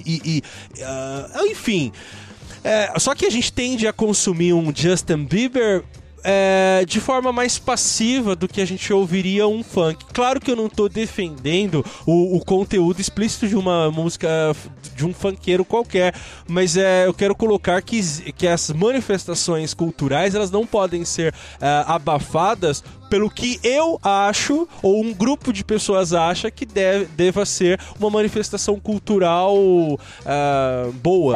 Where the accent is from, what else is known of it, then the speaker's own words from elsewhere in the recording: Brazil; nós, enquanto brasileiros